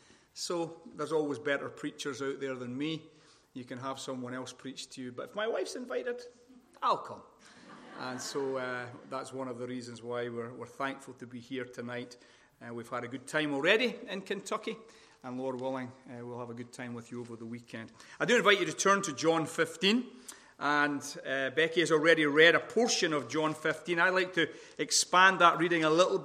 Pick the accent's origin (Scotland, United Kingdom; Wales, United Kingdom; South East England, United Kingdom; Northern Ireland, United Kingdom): Scotland, United Kingdom; accent: Scottish; now in Sacramento, United States; my wonderful Scottish accent